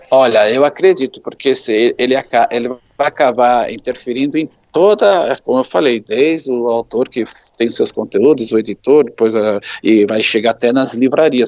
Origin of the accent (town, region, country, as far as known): Brazil